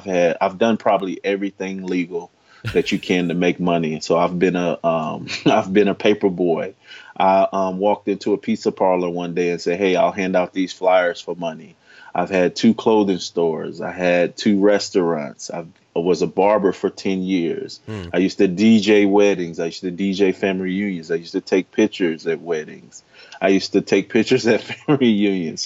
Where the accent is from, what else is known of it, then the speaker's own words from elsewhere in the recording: Chicago, Illinois, United States; I grew up in Chicago, Illinois